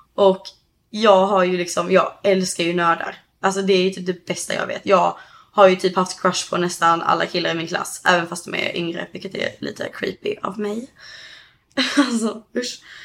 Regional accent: Höganäs, Skåne, Sweden; moved away as an adult; now in California, United States; hos oss i Höganäs då där jag kommer ifrån

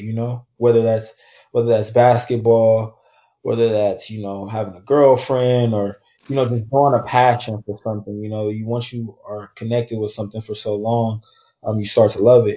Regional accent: Oakland, California, United States; I'm from Oakland, California

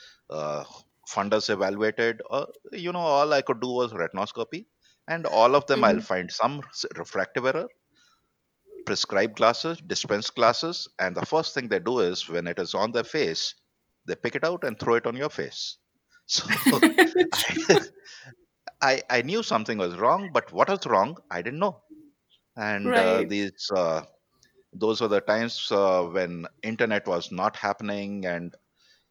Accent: India; I bargained as any Indian

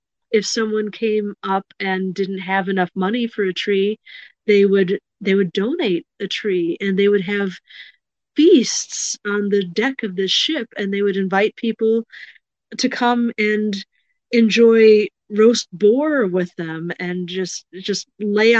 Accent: Chicago, Illinois, United States; I grew up in the Chicago suburbs

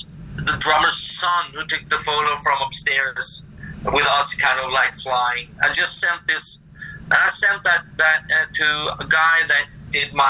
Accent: Norway; we're not from Sweden, sir. We're from Norway

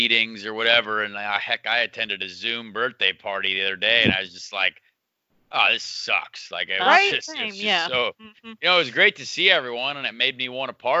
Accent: Indianapolis, Indiana, United States; this is my hometown.

